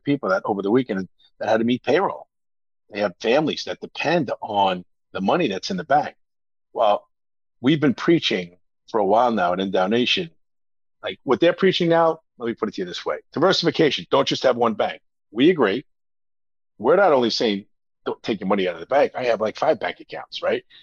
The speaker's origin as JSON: {"language": "English", "region": "New Jersey", "country": "United States", "said": "It took me 30 years to admit that I'm from New Jersey"}